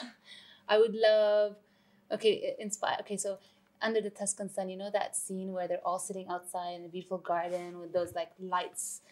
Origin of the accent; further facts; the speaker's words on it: Vancouver, British Columbia, Canada; moved away as an adult; also born or lived in London; now in Dubai, United Arab Emirates; I was born in London. I was raised in Vancouver. I've lived in Dubai for the past 16 years now